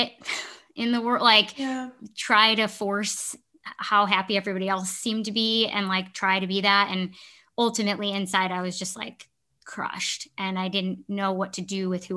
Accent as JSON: {"language": "English", "town": "Chicago", "region": "Illinois", "country": "United States", "tie": "born or raised there", "also_born_or_lived": "Milwaukee", "moved": "as an adult", "said": "I grew up in the Chicago area, so I knew the Midwest"}